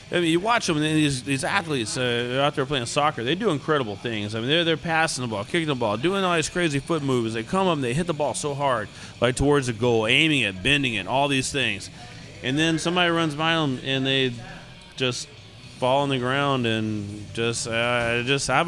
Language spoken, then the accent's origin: English; United States; we're growing up in the United States, you know, there's there wasn't a whole lot of soccer.